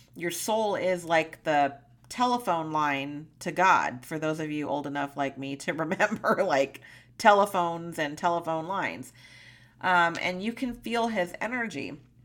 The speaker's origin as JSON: {"language": "English", "region": "California", "country": "United States", "tie": "born or raised there", "moved": "as an adult", "lives_now": "Montana, United States", "said": "my lifelong home in California"}